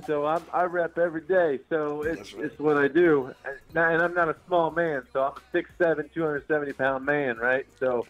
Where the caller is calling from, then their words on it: Indiana, United States; I'm calling from Indiana, right? So, like, here's the kicker for us. So uh-huh. I live 20 minutes from Notre Dame.